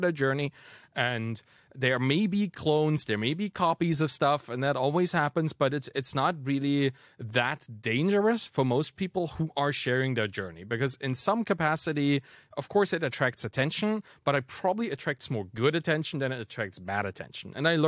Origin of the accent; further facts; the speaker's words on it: East Germany, Germany; being German and dropping all the kind of Germanist stuff that we've been taught as kids, right? Like I was raised in East Germany